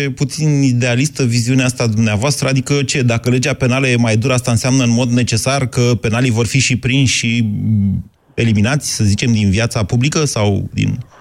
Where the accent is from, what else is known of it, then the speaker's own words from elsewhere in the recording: Oltenia, Romania; sunt oltean